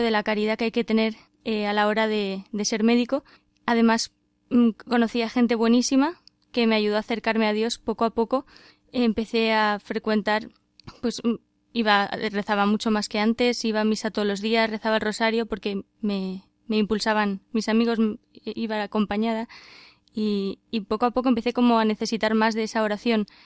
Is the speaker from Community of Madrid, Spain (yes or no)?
yes; Madrid, Community of Madrid, Spain; soy de Madrid.